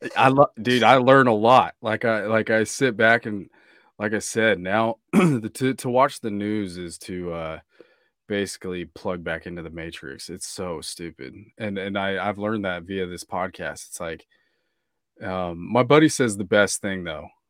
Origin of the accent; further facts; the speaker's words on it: Kansas, United States; moved away; also born or lived in Newport Beach, California; Growing up in Kansas